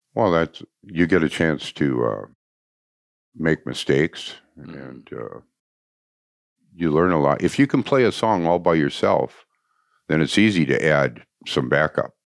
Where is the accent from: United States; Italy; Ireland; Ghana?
United States; Anoka, Minnesota; also born or lived in Blaine, Minnesota; I was from Anoka